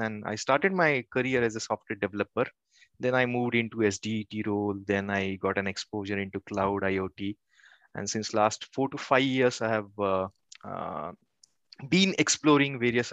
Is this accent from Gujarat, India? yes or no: no; Kolhapur, Maharashtra, India; moved away as an adult; now in Pune, India; I have done my engineering in my hometown, which is Kolhapur